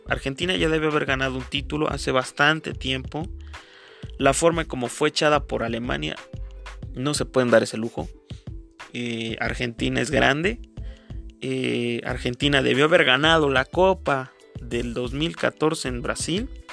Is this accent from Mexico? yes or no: yes; Mexico; Yo soy de México